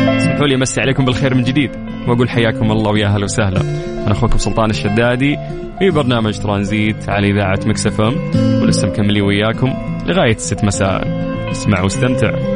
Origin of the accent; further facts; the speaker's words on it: Saudi Arabia; عندنا في السعودية